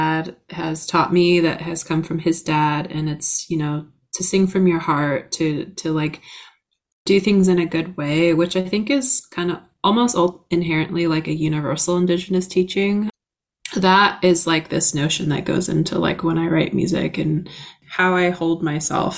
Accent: La Conner, Washington, United States; I grew up on the Swinomish Reservation, and then within next to the reservation is the town of LeConnor

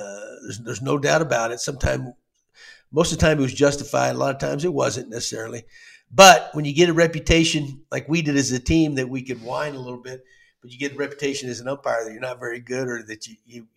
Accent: Texas, United States; I grew up in Texas

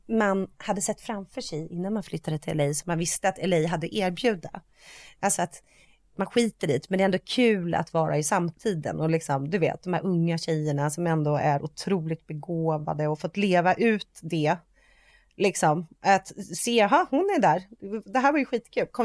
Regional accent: Sweden; men det vet ju vi för att vi är svenskar.

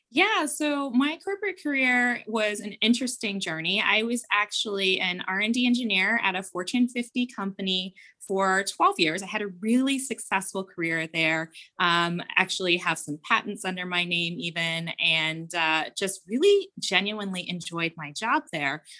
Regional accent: Cincinnati, Ohio, United States; we are from Ohio. I lived in the suburbs of Cincinnati

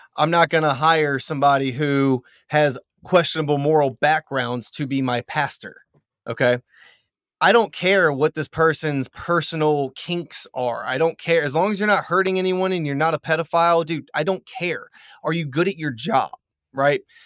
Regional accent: Louisiana, United States; I'm from Louisiana.

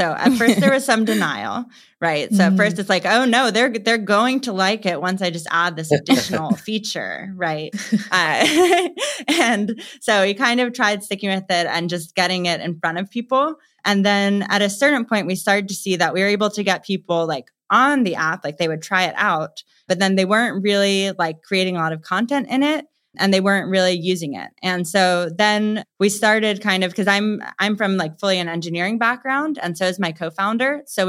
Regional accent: New York, United States; So I'm originally from New York. So I didn't really choose New York. I just was okay there and then I stayed there. And I do love New York. My family is there.

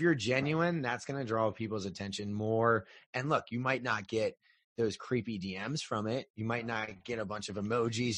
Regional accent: Northeast, United States; now in South Carolina, United States; what I grew up on in the Northeast

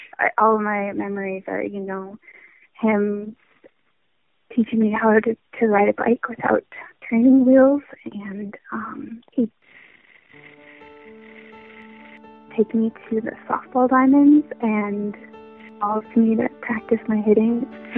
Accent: Williston, North Dakota, United States; born there; I was born in Williston, North Dakota.

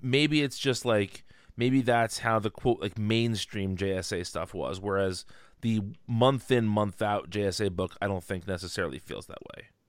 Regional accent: New Jersey, United States; the patron saint of my home state

